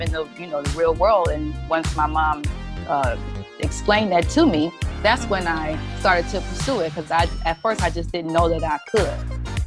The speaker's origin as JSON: {"language": "English", "town": "Detroit", "region": "Michigan", "country": "United States", "said": "i'm from detroit"}